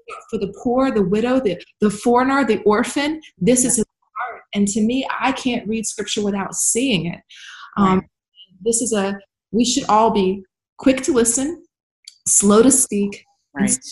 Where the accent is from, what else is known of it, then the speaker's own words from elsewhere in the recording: Baton Rouge, Louisiana, United States; now in West Virginia, United States; I've seen growing up in South Louisiana